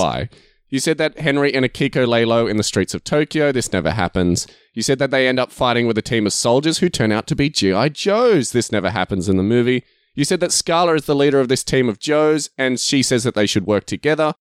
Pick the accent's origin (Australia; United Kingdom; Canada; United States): Australia; I'm Australian